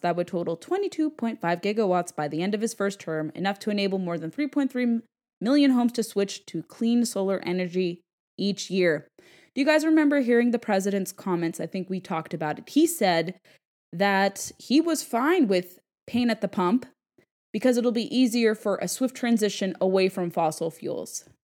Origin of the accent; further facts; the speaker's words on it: California, United States; my home state of California